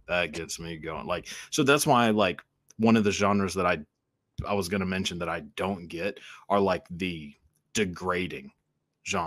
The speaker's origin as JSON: {"language": "English", "region": "Texas", "country": "United States", "tie": "born or raised there", "accent": "Southern", "said": "growing up in Texas around like Southern accents, which I think I have a little bit of one, but not like too much"}